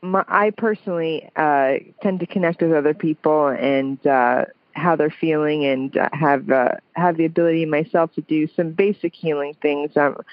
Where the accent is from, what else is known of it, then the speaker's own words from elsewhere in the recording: the South, United States; well, I'm from the South, so